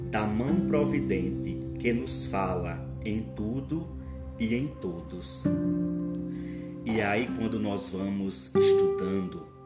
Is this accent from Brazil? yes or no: yes; São Paulo do Potengi, Rio Grande do Norte, Brazil; eu sou de São Paulo Potengi, Rio Grande do Norte